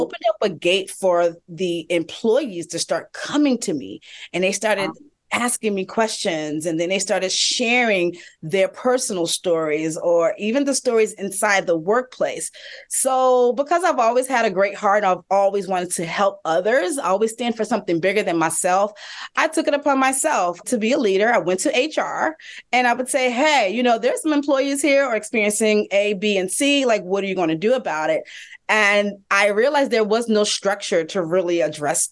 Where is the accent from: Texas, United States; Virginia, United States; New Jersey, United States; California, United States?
Virginia, United States; Hampton; also born or lived in New York City; now in Atlanta, United States; I am originally from Hampton, Virginia, and I lived in New York City for about 16 years